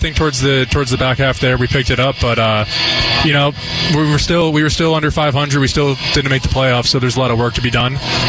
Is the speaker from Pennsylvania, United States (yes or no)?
yes; Pennsylvania, United States; moved away as an adult; also born or lived in Virginia; I'm from Pennsylvania, so it's not too far away from New York.